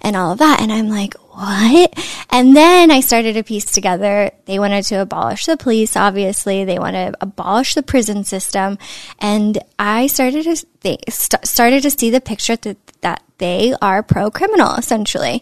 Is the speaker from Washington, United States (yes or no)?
no; Northern California, United States; I'm from Northern California, and San Francisco was in my backyard